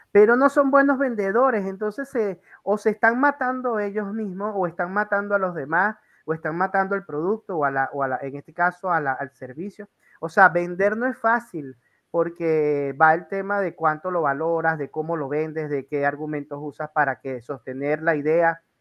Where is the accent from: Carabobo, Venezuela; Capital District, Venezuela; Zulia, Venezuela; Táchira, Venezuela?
Zulia, Venezuela; Maracaibo; moved away; yo vengo de Venezuela y me voy hace 10 años y una de las cosas que perdí eh, eh, es, a mi gente.